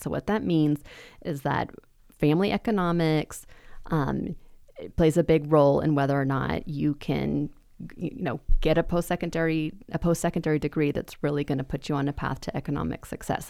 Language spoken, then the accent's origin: English; Boise, Idaho, United States; I was born in District nineteen